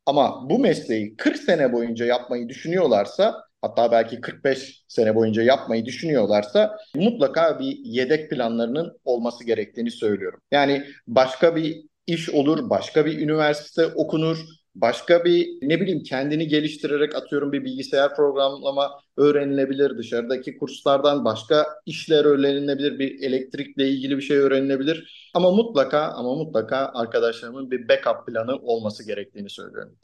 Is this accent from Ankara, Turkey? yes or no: yes; Ankara, Turkey; Ankara'da doğup büyüdüm.